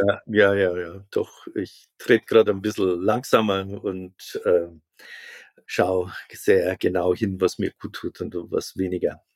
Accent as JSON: {"language": "German", "region": "a farming village in Catholic Bavaria", "country": "Germany", "tie": "born or raised there", "said": "ich bin am Bauerndorf groß geworden"}